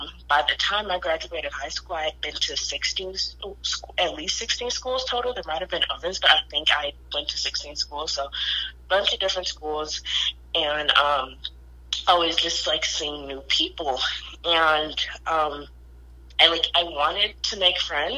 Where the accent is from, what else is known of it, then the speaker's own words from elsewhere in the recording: Detroit, Michigan, United States; also born or lived in Taylor, Michigan; I'm born and raised in Detroit, but I've kind of lived all over southeastern Michigan.